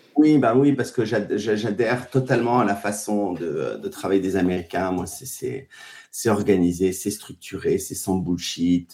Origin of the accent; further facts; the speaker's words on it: Paris, Île-de-France, France; also born or lived in Biarritz / United States; je suis un pur produit banlieusard, pas, pas forcément parisien, euh, mais euh, oui, je viens de Paris.